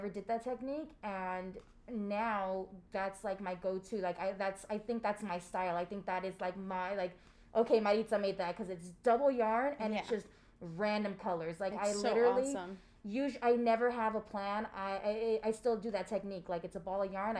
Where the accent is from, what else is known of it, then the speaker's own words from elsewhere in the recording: San Diego, California, United States; I did grow up in Logan Heights